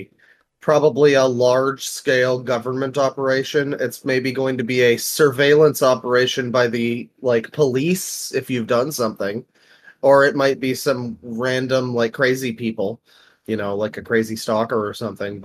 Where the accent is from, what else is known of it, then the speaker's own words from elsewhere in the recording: Canada; I'm Canadian, so we didn't get the zombie apocalypse, but we live under Trudeau